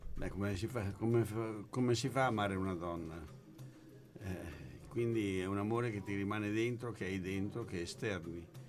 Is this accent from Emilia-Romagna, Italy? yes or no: no; Milan, Lombardy, Italy; born or raised there; also born or lived in Forlì, Italy